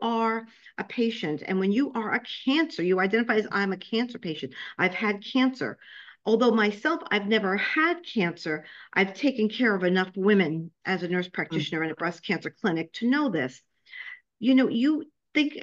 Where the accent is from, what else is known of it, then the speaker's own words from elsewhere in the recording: New York City, New York, United States; accent: New York; also born or lived in Florida / Ohio / Nebraska; now in Tampa, United States; I was born and raised in Brooklyn, New York, so I'm sure you can hear my New York accent. However, I've been in Florida for the last 12 years.